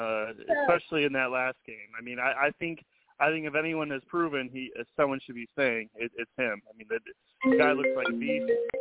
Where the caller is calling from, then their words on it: Tomball, Texas, United States; Gentlemen … from Tomball, Texas. How y'all doing?